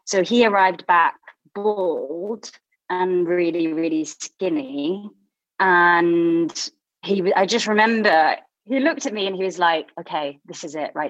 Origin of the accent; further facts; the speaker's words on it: Blackpool, North West England, United Kingdom; I guess I never knew it was quite a unique place in a way like I grew up